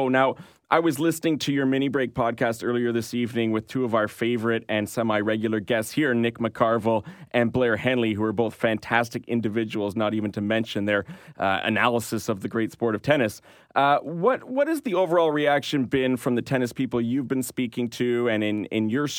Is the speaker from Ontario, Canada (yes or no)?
no; Montreal, Quebec, Canada; I'm born and raised in Montreal, diehard Habs fan.